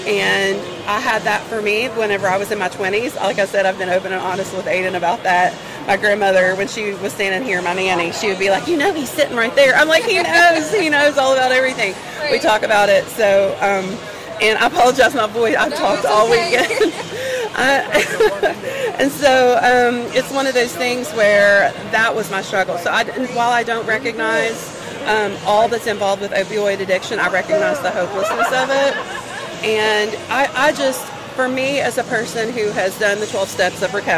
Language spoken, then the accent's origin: English; the South, United States; accent: Southern; They love my sweet Southern accent, but I'm a hard worker, right?